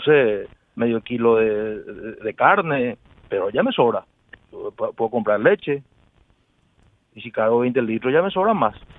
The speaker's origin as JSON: {"language": "Spanish", "country": "Paraguay", "said": "yo soy de Villalles"}